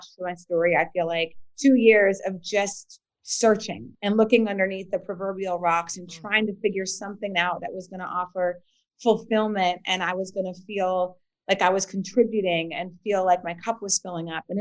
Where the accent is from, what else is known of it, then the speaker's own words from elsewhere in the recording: Bismarck, North Dakota, United States; moved away as an adult; also born or lived in Philadelphia; now in Washington, D.C., United States; I grew up in Bismarck, North Dakota